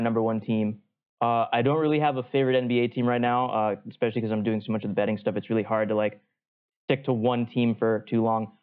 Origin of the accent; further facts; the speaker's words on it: New England, United States; also born or lived in Atlanta; now in Boston, United States; I grew up in New England